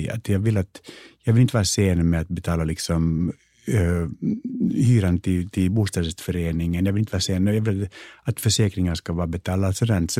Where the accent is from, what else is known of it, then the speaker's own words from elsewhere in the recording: United States; born there; jo, jag föddes faktiskt i Amerika.